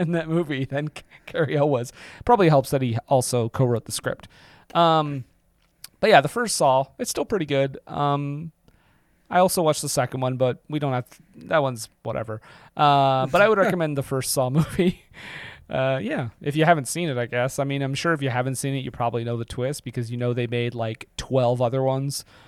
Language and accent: English; Montreal, Quebec, Canada; I'm from Montreal.